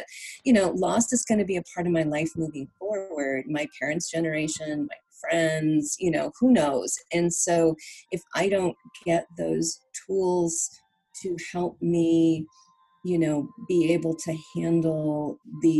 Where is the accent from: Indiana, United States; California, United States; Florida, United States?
California, United States; moved away as an adult; also born or lived in Virginia; I was born and raised in California, but I lived in Virginia for 10 years